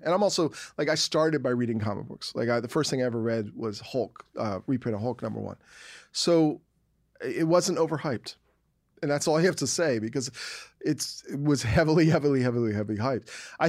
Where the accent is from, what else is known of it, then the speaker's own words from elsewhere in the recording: East Coast, United States; now in Texas, United States; I live in Texas. I'm from the East Coast. When I grew up on the East Coast